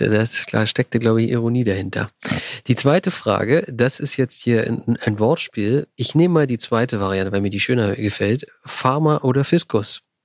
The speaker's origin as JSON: {"language": "German", "area": "Berlin surroundings", "region": "Brandenburg", "country": "Germany", "said": "ich komme ja aus dem Berliner Umland"}